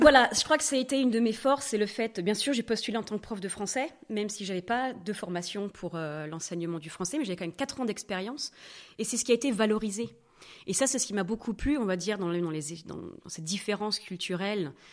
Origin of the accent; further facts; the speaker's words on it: Normandy, France; first language French; moved away as an adult; also born or lived in Vienna, Austria; now in Switzerland; Moi, je viens de Normandie